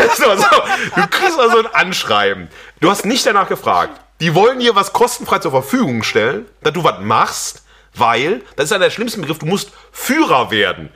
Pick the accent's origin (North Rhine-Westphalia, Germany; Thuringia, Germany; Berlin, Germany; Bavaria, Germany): North Rhine-Westphalia, Germany; Xanten; also born or lived in Wesel; meine äh, Schuljahre waren in Xanten am Niederrhein